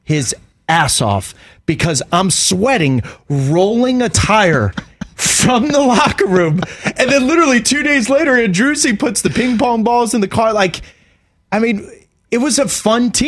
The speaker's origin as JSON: {"language": "English", "country": "United States", "said": "We're American"}